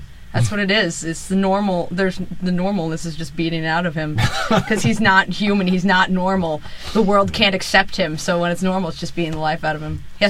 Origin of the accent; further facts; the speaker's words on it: East Coast, United States; I'm from the East Coast.